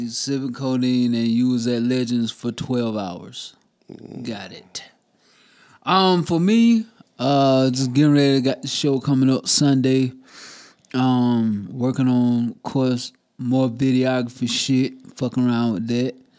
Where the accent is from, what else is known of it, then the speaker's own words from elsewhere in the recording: South Carolina, United States; Growing up in South Carolina my whole life